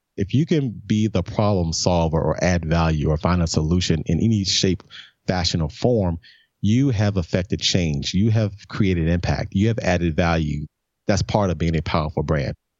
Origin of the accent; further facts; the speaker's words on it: Memphis, Tennessee, United States; moved away as an adult; also born or lived in New York; born and raised in Memphis, man, back in nineteen seventy-one.